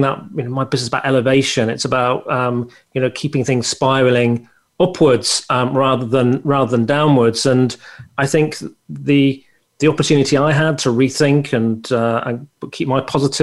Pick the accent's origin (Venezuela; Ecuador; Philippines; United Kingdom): United Kingdom; I come from the United Kingdom.